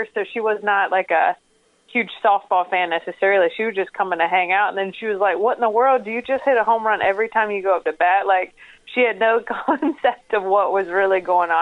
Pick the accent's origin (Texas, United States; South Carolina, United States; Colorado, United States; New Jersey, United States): South Carolina, United States; Fort Mill; I'm from the Carolinas